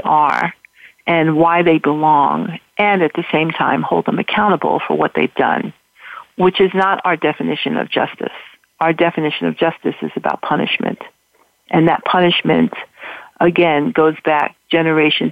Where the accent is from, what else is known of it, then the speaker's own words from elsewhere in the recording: New York City, New York, United States; I grew up in Harlem, and I did a lot of work in Harlem